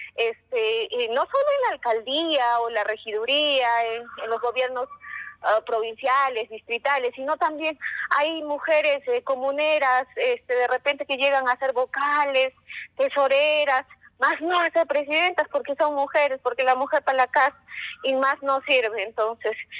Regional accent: Cusco, Peru; Un saludo desde el Cusco.

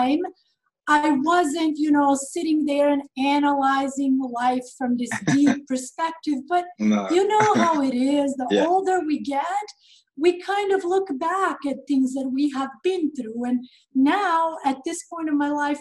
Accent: Sweden; first language Serbo-Croatian and Albanian; English is a second language; moved away as an adult; also born or lived in Montenegro; now in Los Angeles, United States; I was born in Montenegro, former Yugoslavia. I am Albanian by nationality. I grew up in Sweden, and I have lived in LA for about 17 years now

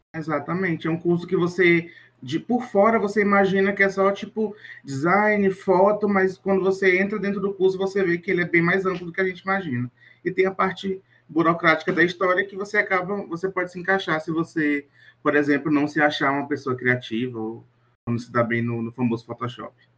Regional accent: Teresina, Piauí, Brazil; minha terrinha aqui em Teresina, Piauí

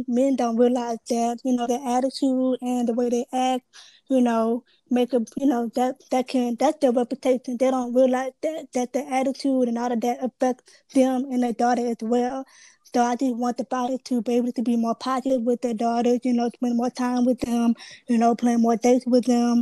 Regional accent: Baton Rouge, Louisiana, United States; I'm from Baton Rouge, Louisiana

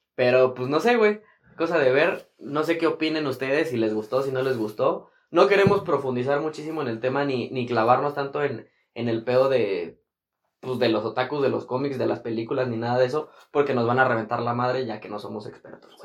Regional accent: Toluca, State of Mexico, Mexico; aquí en, en, mi pueblo, güey, aquí en Toluca

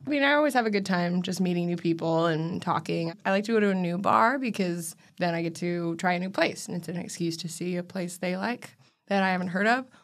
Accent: Washington, United States; I grew up in Washington

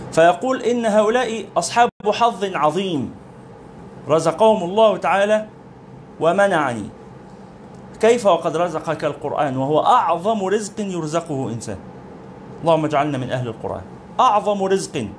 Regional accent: Egypt; بلادنا مصر

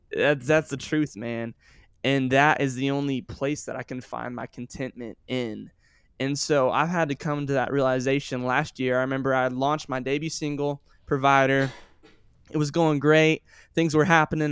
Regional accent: Sioux Falls, South Dakota, United States; also born or lived in Joplin, Missouri; I was born in Joplin, Missouri, and I lived there till I was nine years old, and then I moved to Sioux Falls, South Dakota.

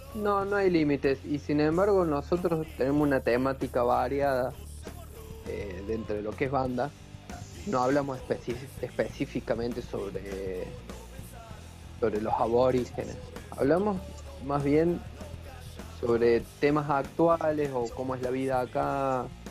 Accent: Córdoba, Argentina; now in Ushuaia, Argentina; Yo soy de Córdoba

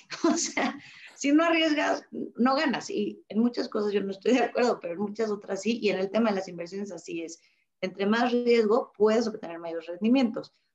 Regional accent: Mexico; los mexicanos somos abiertos, somos flexibles

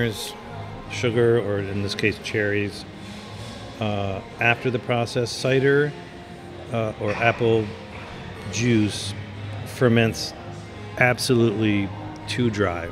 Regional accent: Michigan, United States; also born or lived in France; now in Houston, United States; My home state of Michigan is a major cherry-producing state

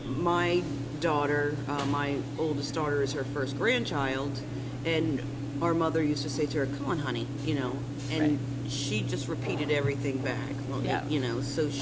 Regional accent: Pottstown, Pennsylvania, United States; moved away as an adult; also born or lived in Buffalo, New York / Collegeville; Growing up in Pottstown and going to Pottstown schools

